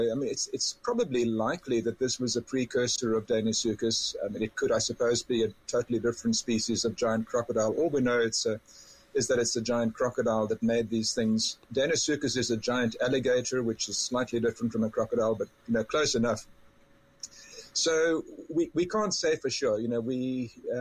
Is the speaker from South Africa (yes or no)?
yes; South Africa; now in Canada; I grew up in South Africa